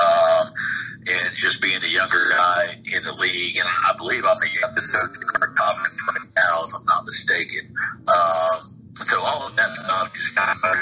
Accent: Leesburg, Georgia, United States; moved away as an adult; also born or lived in Virginia; now in Cuthbert, United States; I was just really excited about being back near my hometown, uh, which is about 45 minutes away

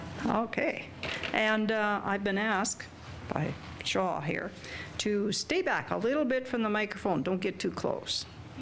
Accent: Saskatchewan, Canada; moved away as an adult; now in Alberta, Canada; but I came from Saskatchewan and we moved here 6 years ago.

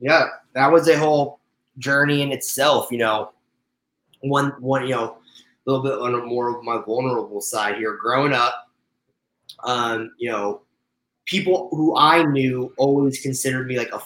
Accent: Stamford, Connecticut, United States; moved away as an adult; also born or lived in Indiana; now in Los Angeles, United States; I was from Stamford, Connecticut, so a suburb right outside of New York City

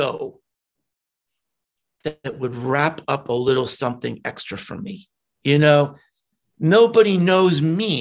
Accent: Pittsburgh, Pennsylvania, United States; moved away; I grew up in Pittsburgh and had not been back there for decades

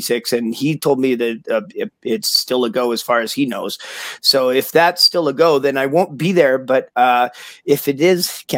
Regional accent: Victoria, British Columbia, Canada; now in Alberta, Canada; I'm from Victoria

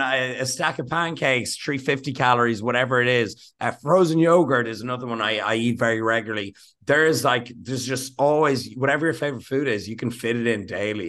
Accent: Ireland; being Irish

